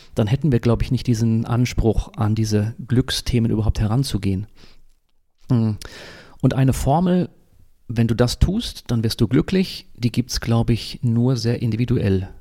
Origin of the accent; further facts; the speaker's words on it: Dortmund, North Rhine-Westphalia, Germany; also born or lived in Munich / Ravensburg / Fuerteventura; now in Eckernförde, Germany; ich bin gebürtiger Dortmunder. Ja, das äh, ist bin im Ruhrgebiet aufgewachsen